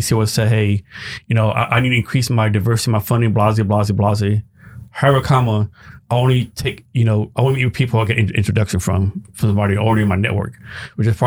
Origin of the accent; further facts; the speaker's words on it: Texas, United States; now in Seattle, United States; I'm from Texas, you know, and Seattle's home now